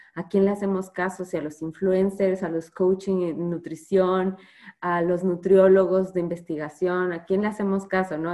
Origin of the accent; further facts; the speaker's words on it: Mexico; nosotros nos comemos como mexicanos